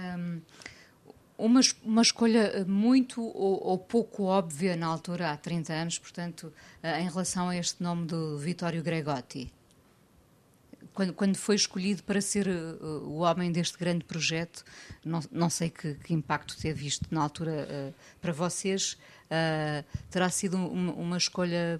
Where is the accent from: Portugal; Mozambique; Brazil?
Portugal; como portuguesa